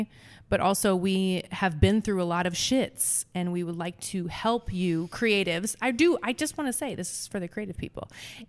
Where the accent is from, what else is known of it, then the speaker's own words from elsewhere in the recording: Nebraska, United States; And it's also the mascot for the Nebraska Cornhuskers, which I'm from Nebraska.